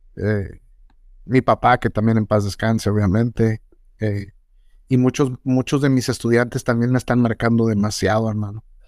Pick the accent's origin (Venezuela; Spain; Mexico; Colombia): Mexico; soy mexicano